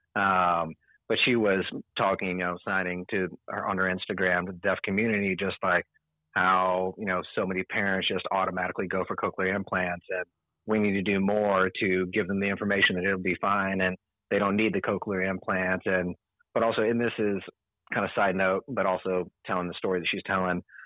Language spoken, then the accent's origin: English; San Antonio, Texas, United States; I'm from San Antonio. I went to school at Winston Churchill High School